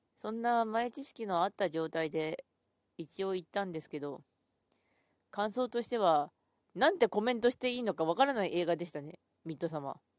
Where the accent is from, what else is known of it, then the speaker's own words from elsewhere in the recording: Ishikawa, Japan; 出身、私、石川県なんですけど